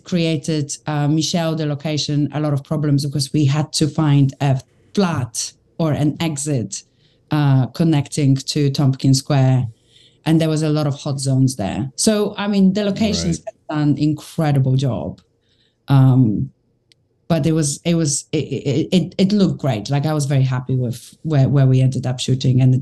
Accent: London, United Kingdom; As a Londoner

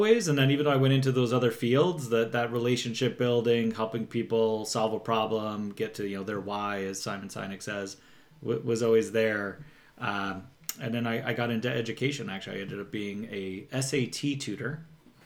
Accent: New York, United States; moved away as an adult; now in Southern California, United States; I'm from New York originally

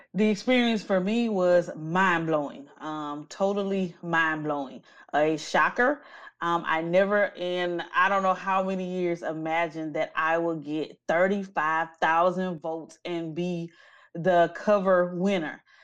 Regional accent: Natchitoches, Louisiana, United States; now in Houston, United States; I am originally from Natchitoches, Louisiana, a very small town in central Louisiana

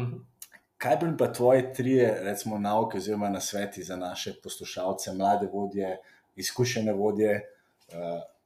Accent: Slovenia; smo recimo Slovenci

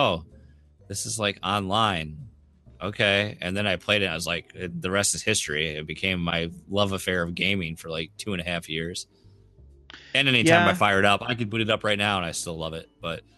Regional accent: Michigan, United States; Since we're from Michigan, I have to be Rockin' Rye.

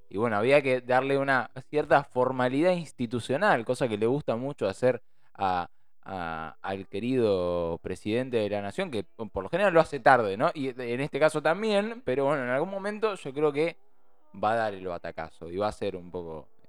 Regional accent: Buenos Aires, Argentina; Soy porteño

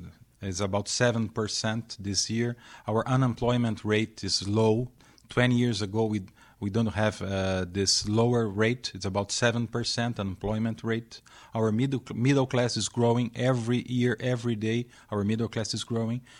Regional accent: São Paulo, Brazil; I'm from Brazil. São Paulo, Brazil

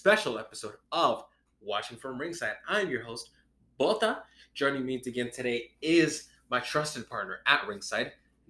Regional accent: Texas, United States; we're from Texas

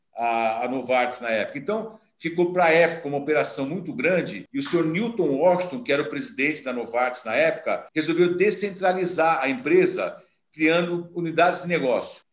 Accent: São Paulo, Brazil; also born or lived in Campinas; eu nasci em Campinas, eu nasci em Campinas, mas muito novo, meus pais mudaram para São Paulo, então eu fui criado em São Paulo

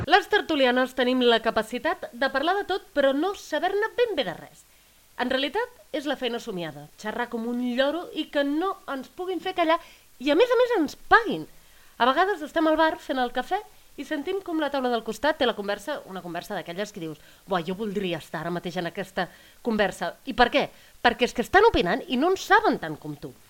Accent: Catalonia, Spain; jo he crescut en un poble petit

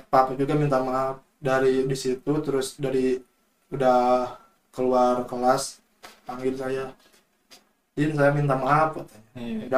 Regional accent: West Java, Indonesia; saya kan orang Sunda asli ya

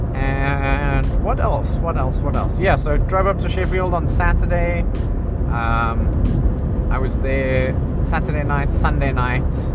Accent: South Africa; moved away as an adult; now in England; I was brought up in South Africa

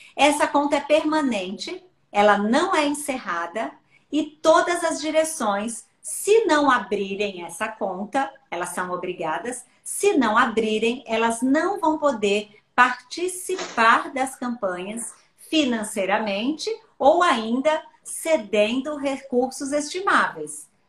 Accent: Bahia, Brazil; moved away; eu sou baiana

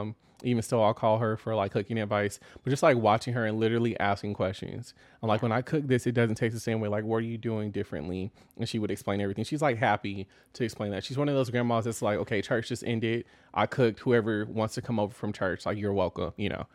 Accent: Austin, Texas, United States; growing up in Austin, uh, it's very different now

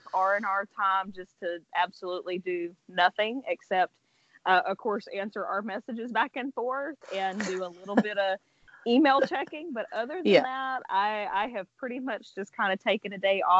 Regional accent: near Montgomery, Alabama, United States; here in Montgomery, close to my hometown

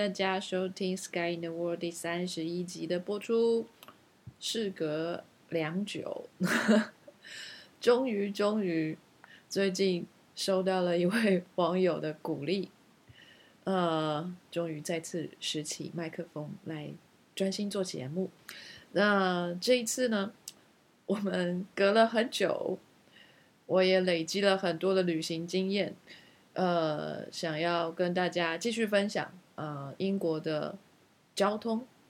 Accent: Taiwan; now in United Kingdom; 我们台湾人绝对可以办得到如鱼得水地在伦敦开车

